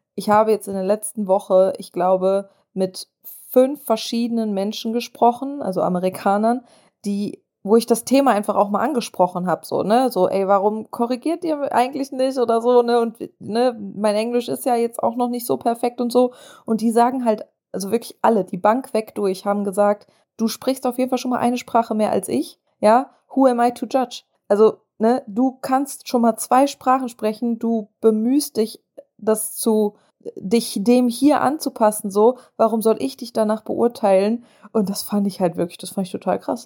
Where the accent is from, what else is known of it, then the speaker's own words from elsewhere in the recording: Germany; accent: German; moved away as an adult; now in United States; diesen deutschen Akzent loswerden